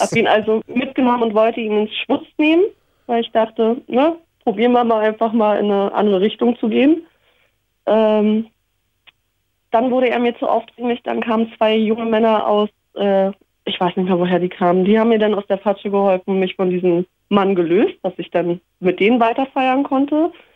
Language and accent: German; Berlin, Germany; Also ich bin ja in Hellersdorf aufgewachsen.